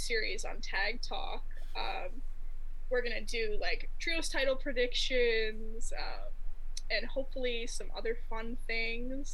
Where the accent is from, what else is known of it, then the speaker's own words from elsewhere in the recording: Ohio, United States; accent: Midwest; I'm from Ohio.